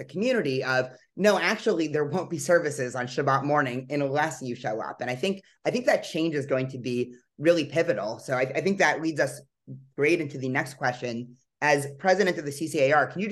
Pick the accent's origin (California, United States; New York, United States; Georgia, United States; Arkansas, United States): California, United States; San Diego; moved away; also born or lived in Israel / Los Angeles; I grew up in San Diego, which does have a fairly large Jewish community